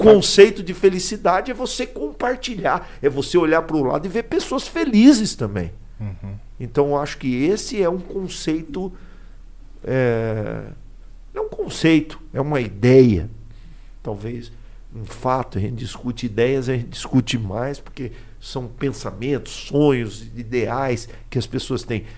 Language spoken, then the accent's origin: Portuguese; Aquidauana, Mato Grosso do Sul, Brazil; now in Campo Grande, Brazil; eu sou de aqui da Uana, moro em Campo Grande, mas tenho família